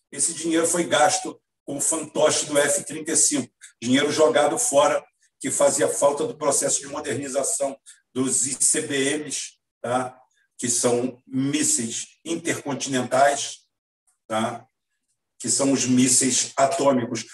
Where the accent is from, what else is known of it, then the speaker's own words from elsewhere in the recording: Brazil; Eu, como nunca saí do Brasil